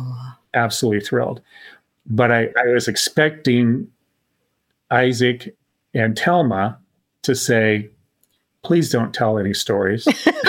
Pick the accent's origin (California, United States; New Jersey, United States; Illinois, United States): Illinois, United States; Tuscola; But I grew up in Tuscola, Illinois.